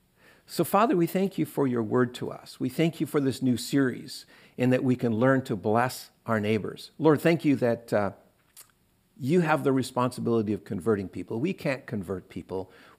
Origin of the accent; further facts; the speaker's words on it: Eastern Canada, Canada; where I grew up in Eastern Canada, we only ate fish on Fridays.